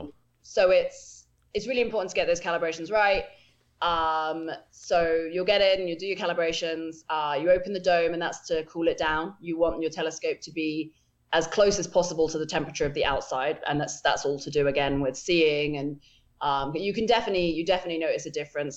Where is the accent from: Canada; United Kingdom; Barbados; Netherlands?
United Kingdom; England; moved away as an adult; now in United States; I grew up in England. Um, I didn't move to America until five years ago